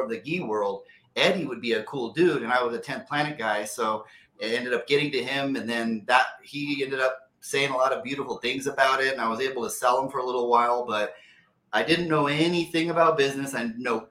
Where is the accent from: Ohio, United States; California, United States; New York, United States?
California, United States; Placerville; also born or lived in San Diego; Born and raised in Northern California, a little small town called Placerville